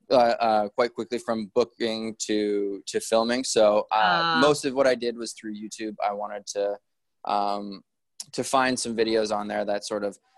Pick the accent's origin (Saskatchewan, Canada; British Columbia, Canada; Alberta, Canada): British Columbia, Canada; Prince George; also born or lived in Kelowna, Canada; now in Vancouver, Canada; I grew up in Prince George where my family, we always had Christmas together